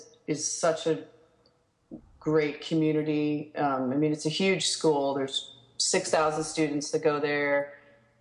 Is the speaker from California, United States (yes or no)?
no; New York, United States; moved away as an adult; now in Chicago, United States; I grew up in New York